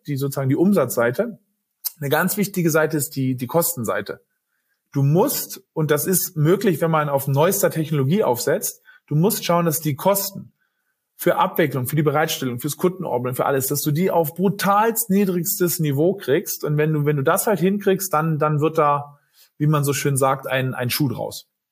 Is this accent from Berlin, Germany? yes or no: yes; Berlin, Germany; ich bin Berliner